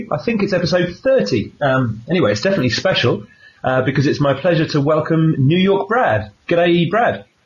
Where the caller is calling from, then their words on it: Sydney, New South Wales, Australia; I'm I'm speaking from Sydney, Australia